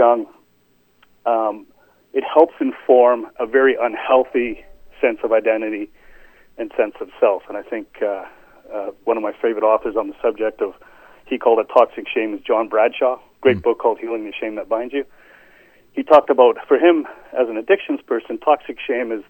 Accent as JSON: {"language": "English", "region": "England", "country": "United Kingdom", "tie": "born or raised there", "moved": "yes", "said": "I was born in England"}